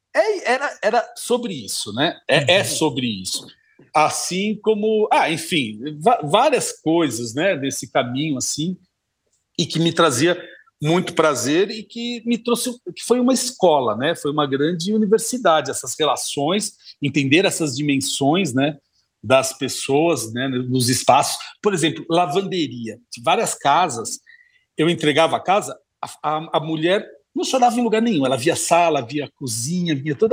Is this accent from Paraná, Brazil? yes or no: no; Santo André, São Paulo, Brazil; eu venho de Santo André, do ABC Paulista, morava num bairro residencial que estava crescendo